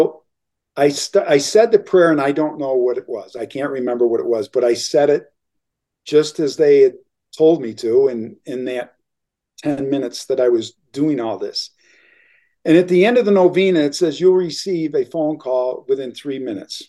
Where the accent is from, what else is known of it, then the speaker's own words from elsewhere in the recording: Elmira, New York, United States; moved away as an adult; once I moved back to my hometown in upstate New York, in Elmira